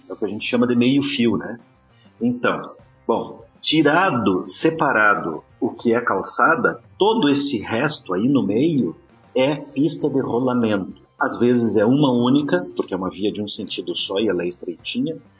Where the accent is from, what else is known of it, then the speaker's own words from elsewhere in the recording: Rio Grande do Sul, Brazil; moved away; eu sou gaúcho de nascimento